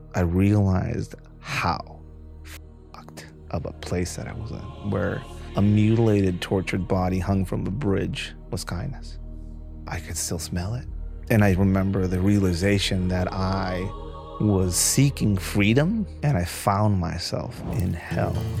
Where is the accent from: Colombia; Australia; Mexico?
Mexico; Tijuana, Baja California; moved away; I was born in downtown Tijuana on Seventh Street